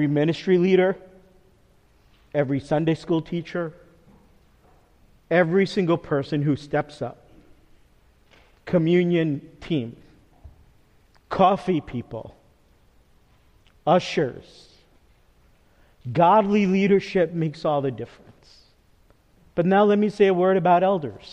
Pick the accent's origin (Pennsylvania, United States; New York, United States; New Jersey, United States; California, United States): New Jersey, United States; Teaneck; moved away as an adult; also born or lived in Texas; my parents' house, which was next door, the house I grew up in. So it's 2 driveways, 2 sidewalks, and our neighbor, who is a man that's like a dad to me, who I grew up with all my growing up years on Pomander Walk in Teaneck, New Jersey